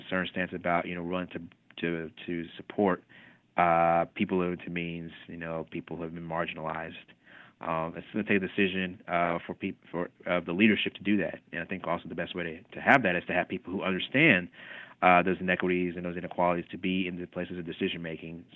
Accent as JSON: {"language": "English", "town": "Kingsport", "region": "Tennessee", "country": "United States", "tie": "born or raised there", "moved": "yes", "lives_now": "Alexandria, United States", "said": "I grew up in East Tennessee in a city called Kingsport, about an hour northeast of Knoxville."}